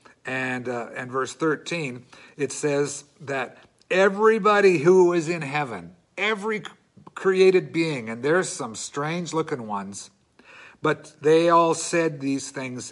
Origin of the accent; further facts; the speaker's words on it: Canada; as Canadian Christians